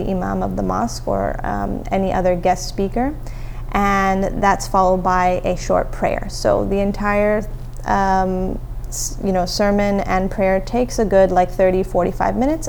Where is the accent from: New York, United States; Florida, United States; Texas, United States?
Texas, United States; Houston; moved away as an adult; also born or lived in Dallas / South Africa (ancestry); I grew up in the Houston area, in Memorial in particular